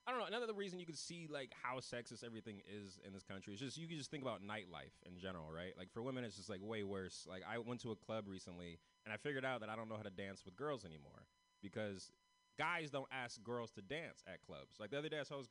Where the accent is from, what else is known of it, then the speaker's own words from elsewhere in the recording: San Francisco, California, United States; I'm from San Francisco